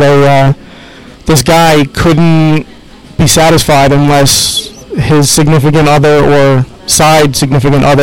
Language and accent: English; New York City, New York, United States; now in Long Island, United States; I'm from Queens. I'm from up the block in Flushing.